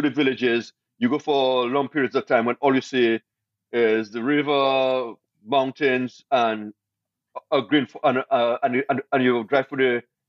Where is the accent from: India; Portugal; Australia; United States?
Portugal; because we come from New York, we're from Portugal.